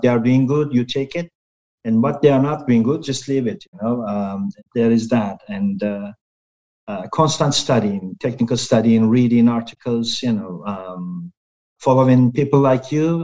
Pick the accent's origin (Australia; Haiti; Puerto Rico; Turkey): Turkey; I'm from Turkey